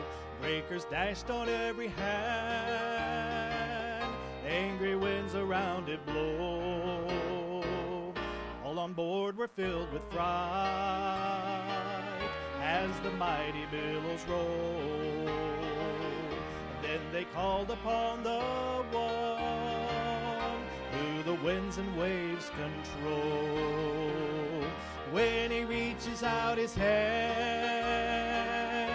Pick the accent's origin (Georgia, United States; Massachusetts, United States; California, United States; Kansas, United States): Kansas, United States; also born or lived in Oklahoma; now in Tillamook, United States; I'm from Kansas.